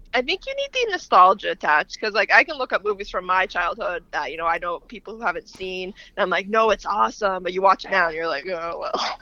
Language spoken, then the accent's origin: English; Canada; also born or lived in Lebanon; I'm a Canadian